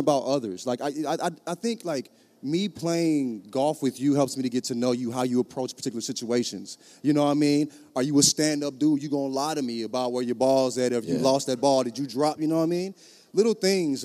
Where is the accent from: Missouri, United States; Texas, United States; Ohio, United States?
Missouri, United States; St. Louis; also born or lived in the South; I'm from St. Louis. Grew up in the South.